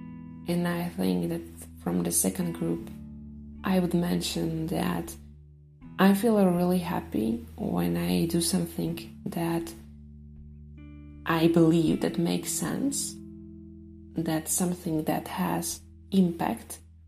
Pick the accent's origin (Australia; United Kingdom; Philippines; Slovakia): Slovakia; I am from Slovakia